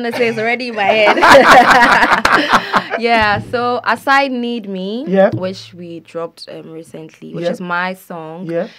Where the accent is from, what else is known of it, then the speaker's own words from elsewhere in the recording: Kumasi, Ashanti, Ghana; So I'm from Kumasi, which is in the Ashanti region. Mm. We speak Chi and we eat fufu.